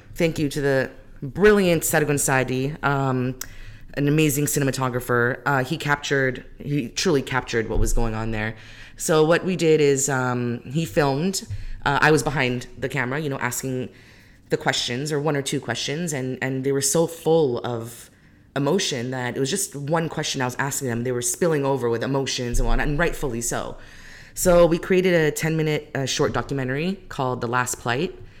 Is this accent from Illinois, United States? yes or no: no; Modesto, California, United States; born or raised there; also born or lived in Greece / Calgary, Alberta, Canada / Iraq